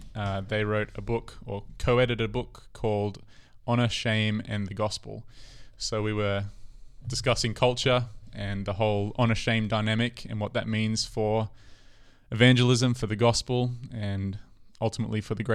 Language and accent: English; Australia; moved away; growing up in Australia, I guess in a Western context